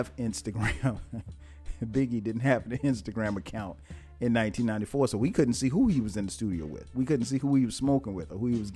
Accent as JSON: {"language": "English", "town": "Florence", "region": "South Carolina", "country": "United States", "tie": "born or raised there", "said": "my hometown of Florence, South Carolina"}